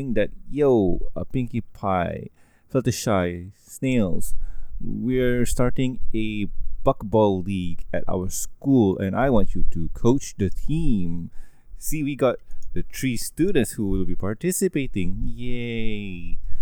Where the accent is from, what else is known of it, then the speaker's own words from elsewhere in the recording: Malaysia; English is a second language; I'm Malaysian